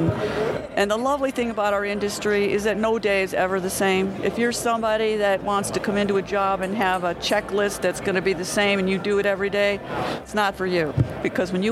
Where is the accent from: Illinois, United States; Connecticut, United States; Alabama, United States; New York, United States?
Illinois, United States; Chicago; I grew up and lived in Chicago all my life